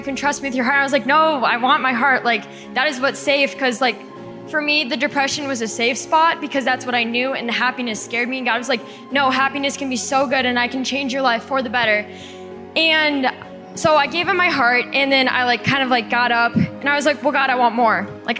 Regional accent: Minnesota, United States; I'm from Minnesota.

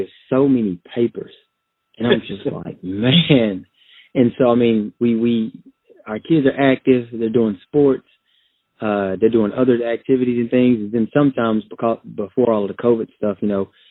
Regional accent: Texas, United States; I'm from Texas, a country boy from Texas, currently living in the Austin, Texas area.

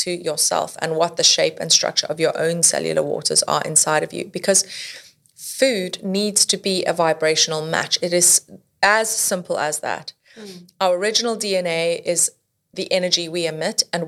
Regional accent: South Africa; I grew up in South Africa.

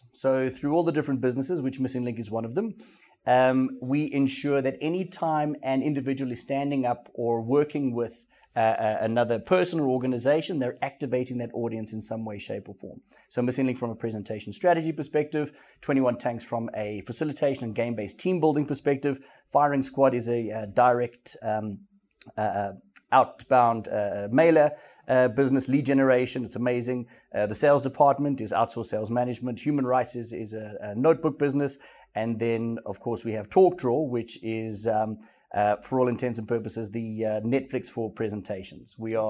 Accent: Welkom, Free State, South Africa; moved away; I grew up in Welkom in the Free State. It's a small millie growing mining town or city. It's classified as a city.

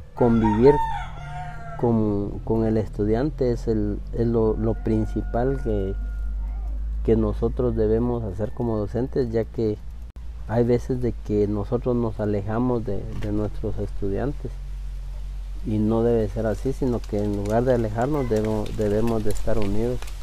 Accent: Pachalum, Quiché, Guatemala; first language Spanish; nosotros como, como Pachalún, como municipio en sí

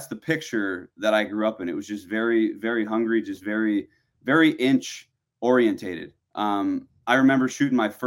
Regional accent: Wisconsin, United States; growing up in Wisconsin

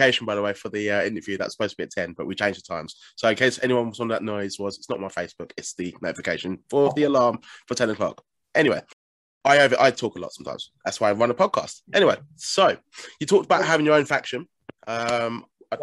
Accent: Essex, East of England, United Kingdom; I'm from Essex

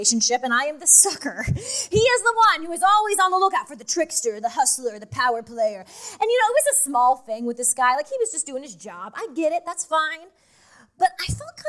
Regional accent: Idaho, United States; I'm from Idaho

